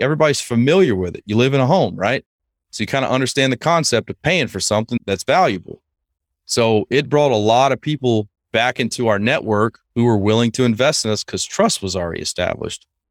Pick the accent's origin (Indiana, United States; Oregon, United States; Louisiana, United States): Louisiana, United States; Lake Charles; moved away as an adult; I grew up in Lake Charles, Louisiana